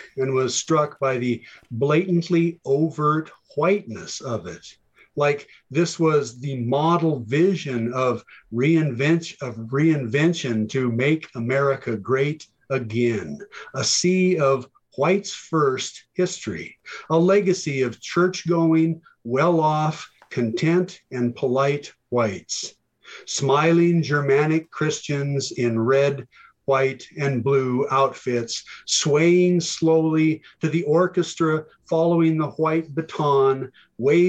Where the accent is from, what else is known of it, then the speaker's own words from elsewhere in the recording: Montana, United States; I grew up in a town of about 300 people